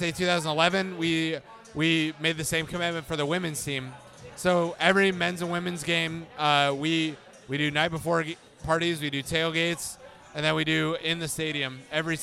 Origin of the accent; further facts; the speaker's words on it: Lincoln, Nebraska, United States; I'm from Lincoln, born and raised.